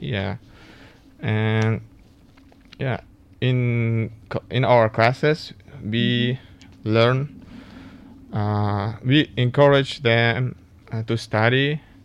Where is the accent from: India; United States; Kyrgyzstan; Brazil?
Kyrgyzstan; moved away as an adult; now in Taiwan; I'm from Kyrgyzstan, which is located in Central Asia.